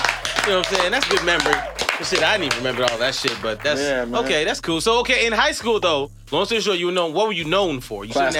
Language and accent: English; Chicago, Illinois, United States; now, I'm from Chicago